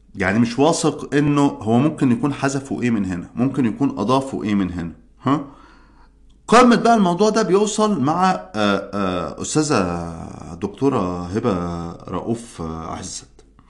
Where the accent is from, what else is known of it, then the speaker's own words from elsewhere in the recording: Egypt; عندنا في مصر